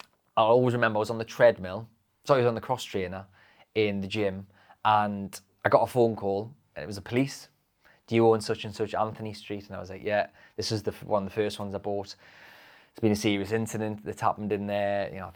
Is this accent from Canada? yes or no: no; North East England, United Kingdom; I know I swear a lot. I'm a Geordie, see.